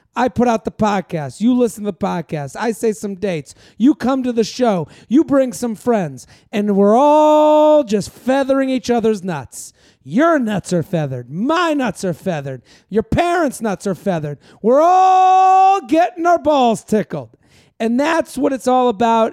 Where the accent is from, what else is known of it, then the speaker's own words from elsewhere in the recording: Boston, Massachusetts, United States; now in New York, United States; when I moved here from Bo-, Boston